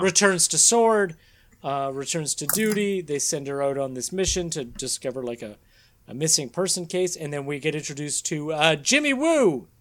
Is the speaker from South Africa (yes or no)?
no; Canada; we're Canadian and we can read French